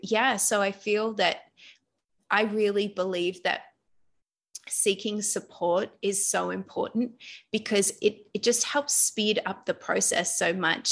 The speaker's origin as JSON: {"language": "English", "country": "Australia", "also_born_or_lived": "London", "moved": "yes", "lives_now": "Bali, Indonesia", "said": "I'm actually Australian, but I was living in London."}